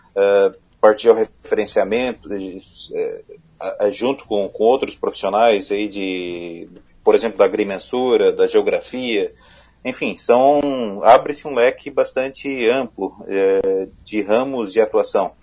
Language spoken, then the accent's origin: Portuguese; Criciúma, Santa Catarina, Brazil; eu sou da região sul do estado, de Criciúma